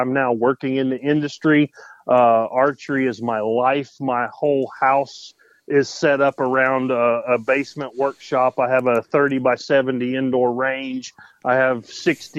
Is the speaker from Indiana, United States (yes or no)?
yes; Spencer, Indiana, United States; I'm from Spencer, Indiana. I've lived in the same little town my whole life.